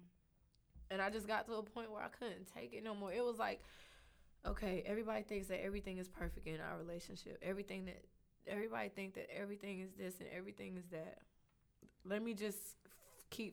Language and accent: English; the South, United States; also born or lived in North Carolina; I'm from the South